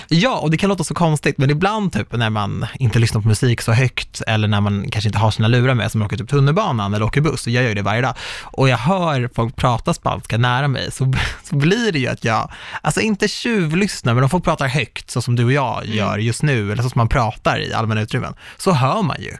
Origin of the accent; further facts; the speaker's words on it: Sweden; jag är minsann svensk